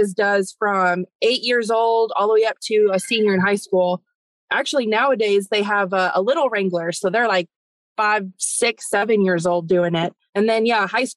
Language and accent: English; Las Vegas, Nevada, United States; now in Texas, United States; I grew up in Nevada, in Las Vegas